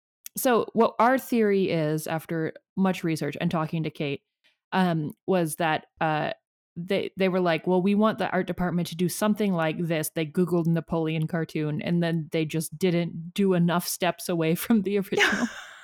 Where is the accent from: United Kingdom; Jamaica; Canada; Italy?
Canada; Actually, this is speaking as a Canadian and a cartoonist.